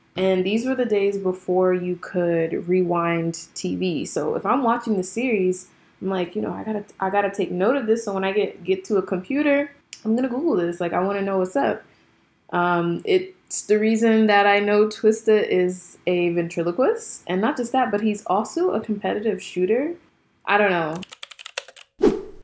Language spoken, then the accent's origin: English; Jersey City, New Jersey, United States; growing up in Jersey City in a predominantly black school